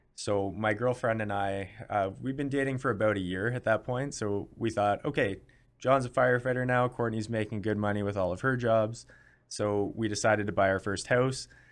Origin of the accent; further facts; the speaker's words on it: Canada; as a Canadian